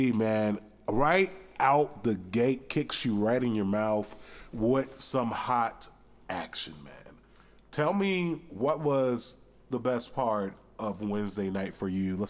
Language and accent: English; Boynton Beach, Florida, United States; I am not from Cleveland. I'm from Miami. Well, I'm from the Miami area, originally Boynton Beach. Shout out to the 561.